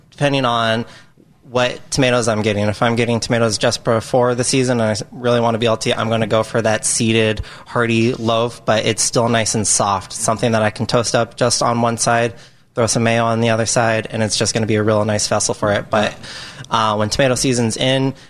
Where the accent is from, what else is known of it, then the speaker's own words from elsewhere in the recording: Arizona, United States; moved away; I grew up in Arizona. We always had fresh avocados out